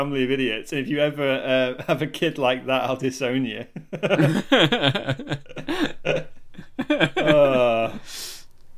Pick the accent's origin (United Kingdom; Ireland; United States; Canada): United Kingdom; England; we're English